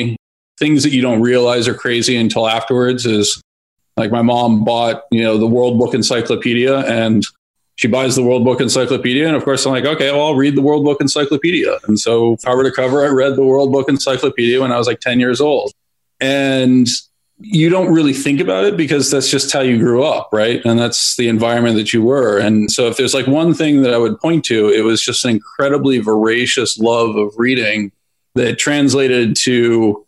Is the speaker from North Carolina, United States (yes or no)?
no; outside San Francisco, Northern California, United States; I grew up in Northern California on a small farm outside of San Francisco